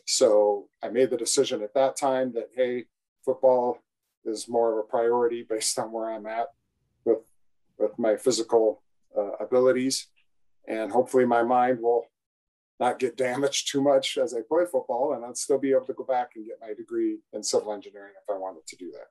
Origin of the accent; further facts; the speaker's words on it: Iowa, United States; growing up in Iowa